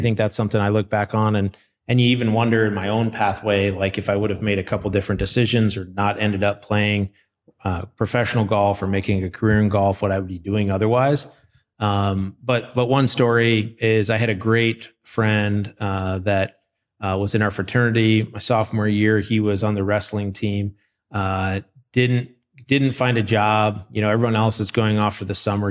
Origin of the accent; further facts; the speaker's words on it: Austin, Minnesota, United States; I have some great memories of growing up in southern Minnesota. Uh, Austin, Minnesota was my hometown